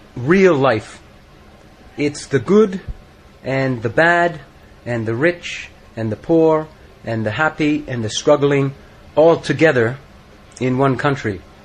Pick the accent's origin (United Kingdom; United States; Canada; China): Canada; I am from Canada, but I just spent six months in India